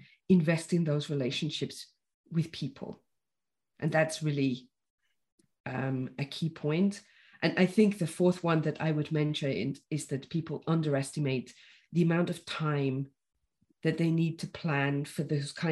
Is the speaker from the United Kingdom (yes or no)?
yes; United Kingdom; me as a Brit